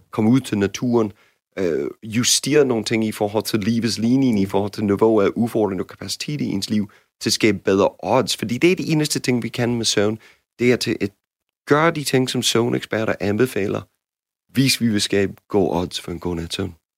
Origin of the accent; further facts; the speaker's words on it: United States; Danish is a second language; now in Denmark; som jeg har lært som amerikaner